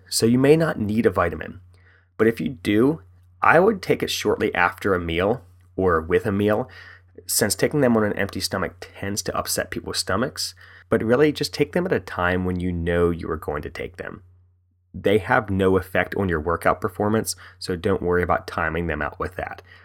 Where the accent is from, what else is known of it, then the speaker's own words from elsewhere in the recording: West Virginia, United States; now in Frederick, United States; I'm from West Virginia, born and raised